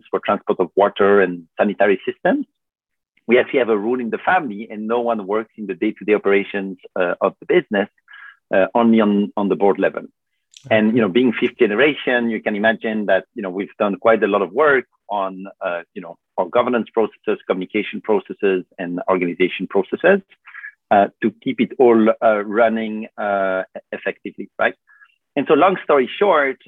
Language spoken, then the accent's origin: English; Brussels, Brussels-Capital Region, Belgium; I'm from Brussels, Belgium originally. I grew up there.